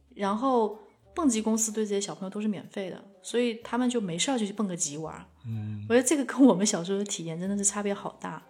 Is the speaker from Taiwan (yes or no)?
no; China; 我是一个中国人